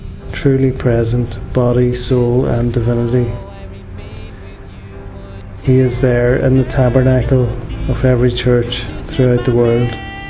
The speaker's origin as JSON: {"language": "English", "country": "Ireland", "said": "I'm 32 and I'm from Ireland. I was brought up a Catholic and I went to Mass quite a bit, coming from a good Catholic home"}